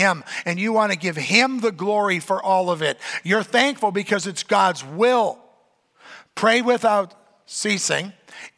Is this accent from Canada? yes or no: yes; Canada; I'm a Canadian